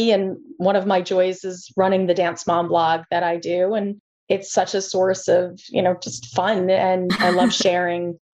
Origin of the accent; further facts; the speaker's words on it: New Jersey, United States; I'm from New Jersey.